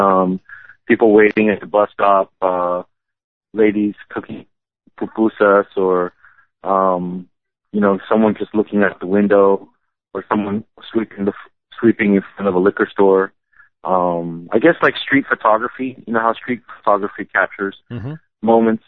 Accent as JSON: {"language": "English", "town": "Los Angeles", "region": "California", "country": "United States", "tie": "born or raised there", "said": "growing up in L.A."}